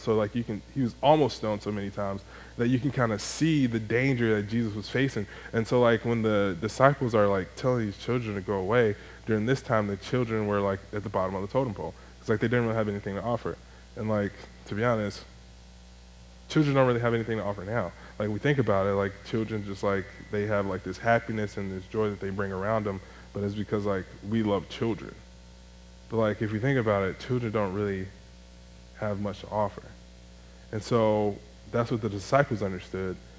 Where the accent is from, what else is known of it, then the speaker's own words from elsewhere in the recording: Chicago, Illinois, United States; moved away as an adult; also born or lived in Greenville; I'm from Chicago